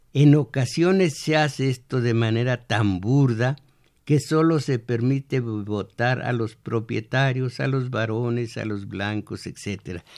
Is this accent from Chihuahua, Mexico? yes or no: no; Michoacán, Mexico; moved away; en mi pueblo no dicen como agua en batea, sino como agua en peribana